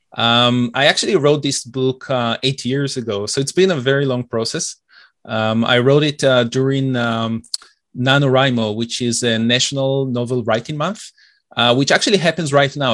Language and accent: English; Israel; also born or lived in Detroit, United States / Oak Park, Michigan, United States; now in Toronto, Canada; I'm originally from Israel, and it's a bit, uh, tough, uh, even though I've been here for many years.